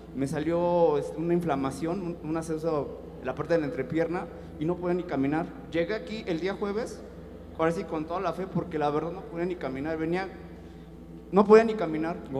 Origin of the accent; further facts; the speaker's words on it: Baja California, Mexico; soy de Iscali